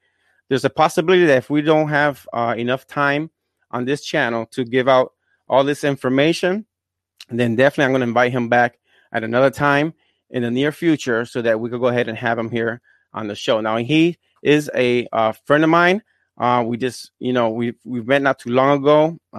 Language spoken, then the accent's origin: English; Fajardo, Puerto Rico; I'm from Puerto Rico as well. I'm from Fajardo. But, you know, we're both bilingual